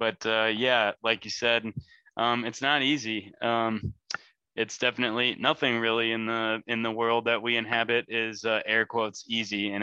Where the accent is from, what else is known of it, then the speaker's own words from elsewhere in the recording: Lake County, Illinois, United States; moved away as an adult; now in central Illinois, United States; I'm from Lake County